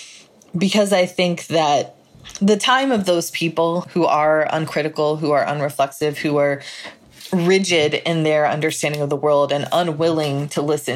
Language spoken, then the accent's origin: English; United States; my First Amendment rights as an American